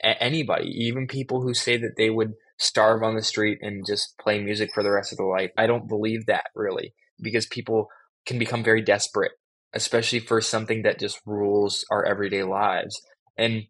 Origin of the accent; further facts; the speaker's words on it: Los Angeles, California, United States; growing up in Los Angeles